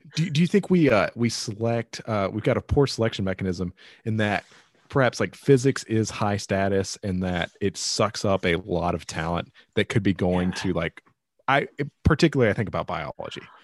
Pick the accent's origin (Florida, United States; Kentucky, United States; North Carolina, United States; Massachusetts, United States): North Carolina, United States; Rocky Mount; my hometown, Rocky Mountain, in the middle of nowhere.